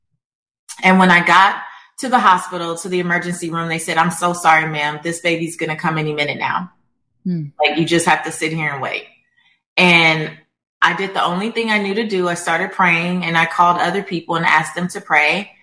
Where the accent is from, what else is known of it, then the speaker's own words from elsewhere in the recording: Los Angeles, California, United States; I'm from South Central Los Angeles. I'm Belizean American. I'm first generation American.